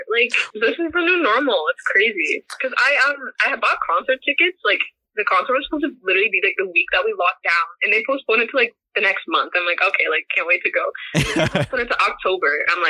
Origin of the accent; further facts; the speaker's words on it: Ontario, Canada; also born or lived in Kitchener, Ontario; No, I'm in Kitchener, Ontario. It's like an hour from Toronto.